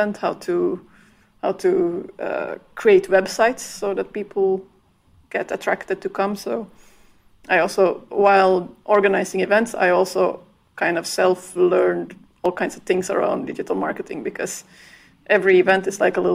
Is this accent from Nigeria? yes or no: no; Finland; also born or lived in Belgium; now in Ireland; I'm originally from Finland